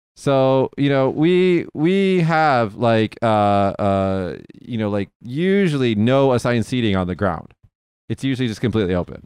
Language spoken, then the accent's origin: English; Las Vegas, Nevada, United States; I'm from Vegas